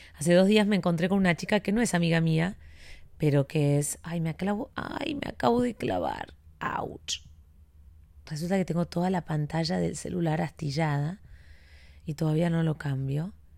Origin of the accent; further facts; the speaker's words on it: Buenos Aires, Argentina; moved away as an adult; now in Miami, United States; yo soy porteña, capitalina